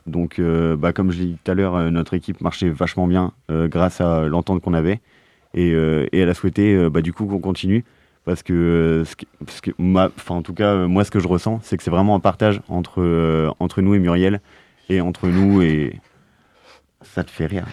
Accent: Plougastel-Daoulas, Brittany, France; je suis de Plougastel une petite ville à côté de Brest

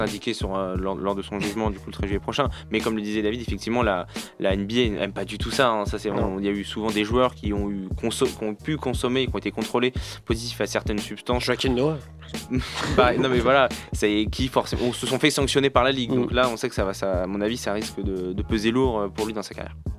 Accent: France; nous, on a le droit en tant que Français à un juré français

